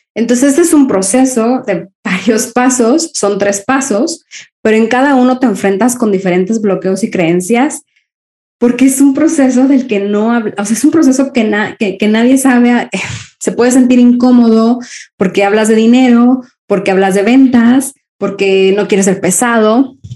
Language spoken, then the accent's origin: Spanish; Mexico; also born or lived in Spain; now in Copenhagen, Denmark; Yo soy mexicana viviendo eh, en Europa. Ahora vivo en Dinamarca, en Copenhague